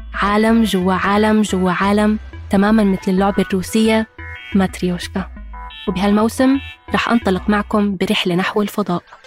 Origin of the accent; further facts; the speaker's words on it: Egypt; كوني مصرية